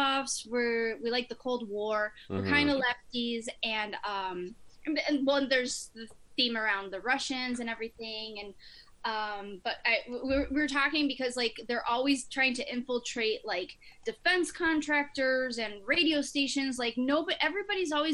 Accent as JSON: {"language": "English", "region": "northern Mexico", "country": "Mexico", "moved": "yes", "said": "I'm from Mexico, but Northern Mexico shares like no culinary roots with Central or Southern Mexico"}